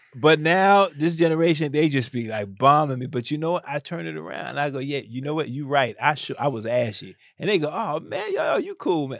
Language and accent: English; New York City, New York, United States; I grew up in the South Bronx.